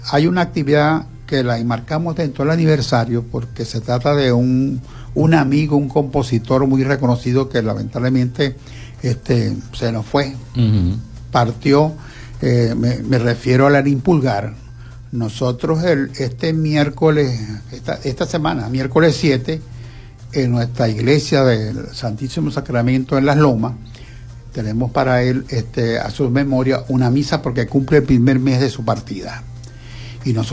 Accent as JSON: {"language": "Spanish", "town": "Santa Lucía", "region": "Zulia", "country": "Venezuela", "said": "Los que somos"}